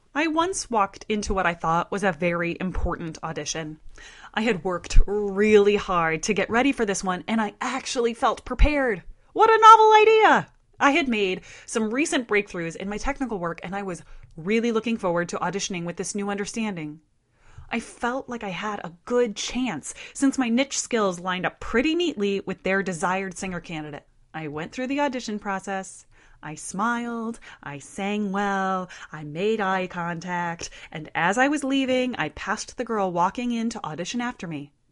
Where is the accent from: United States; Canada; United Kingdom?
United States; Midwest; I share her Midwestern roots